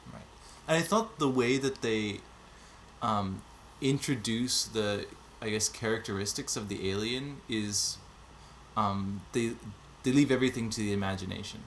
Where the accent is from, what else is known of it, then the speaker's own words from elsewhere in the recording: Montreal, Quebec, Canada; now in Zurich, Switzerland; I'm originally from Montreal, but I'm currently living in Switzerland.